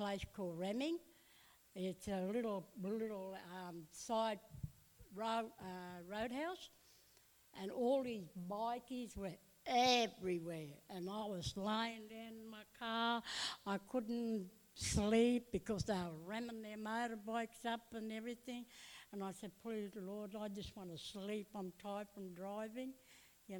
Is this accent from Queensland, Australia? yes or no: yes; Bundaberg, Queensland, Australia; also born or lived in Darwin; I grew up in Bundaberg here in the Baptist Church